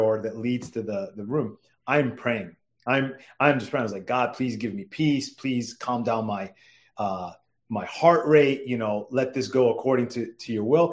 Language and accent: English; New York, United States; now in Washington, D.C., United States; growing up in New York